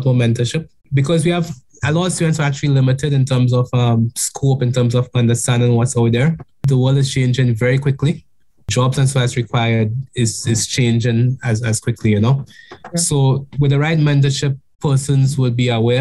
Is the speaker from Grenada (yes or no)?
yes; Grenada; being a Grenadian